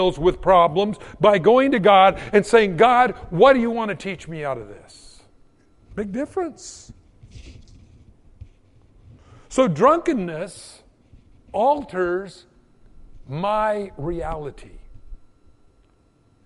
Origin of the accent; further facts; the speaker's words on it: United States; as an American in the 21st century